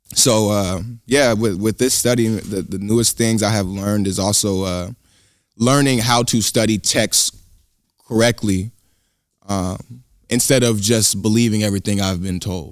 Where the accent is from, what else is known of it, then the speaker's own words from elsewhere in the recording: Sacramento, California, United States; growing up in Sacramento, um, you know, most of the education system is teaching you that all you really come from is slavery.